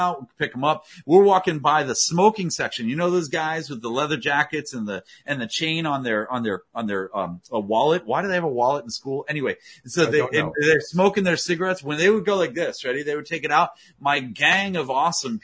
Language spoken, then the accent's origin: English; Potomac, Maryland, United States; I grew up in Washington, D.C. area in Potomac, Maryland